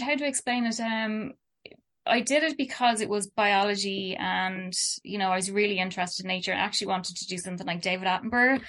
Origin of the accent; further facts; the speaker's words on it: Dublin, Leinster, Ireland; also born or lived in Kilkenny / Kerry; I was born in Dublin and lived here